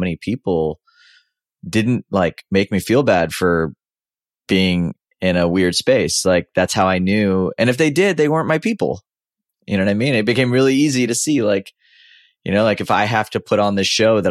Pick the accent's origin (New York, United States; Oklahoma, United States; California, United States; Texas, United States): Texas, United States; Houston; I grew up in Houston, Texas